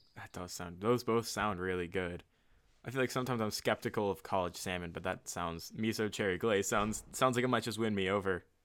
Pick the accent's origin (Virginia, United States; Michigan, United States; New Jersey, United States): Virginia, United States; the Virginia area where we kinda grew up